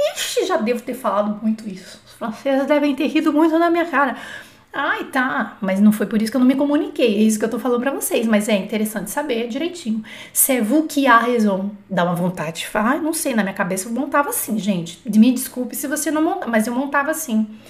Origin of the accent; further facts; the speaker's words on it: Brazil; nós brasileiros